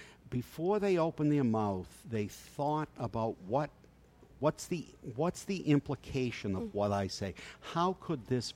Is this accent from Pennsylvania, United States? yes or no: no; Boston, Massachusetts, United States; the neighborhood I grew up in Dorchester